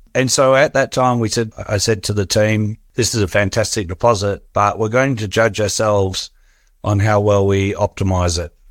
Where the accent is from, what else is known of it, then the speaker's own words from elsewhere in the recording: Australia; growing up in Australia